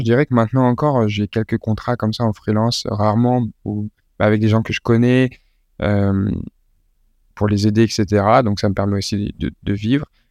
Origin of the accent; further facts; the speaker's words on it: Lille, Hauts-de-France, France; je suis né à Lille